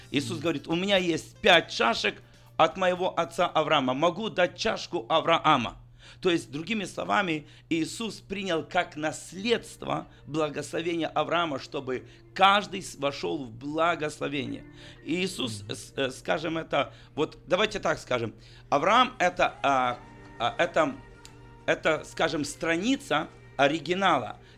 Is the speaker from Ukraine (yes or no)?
yes; Ukraine; я лично нет, я чистый украинец.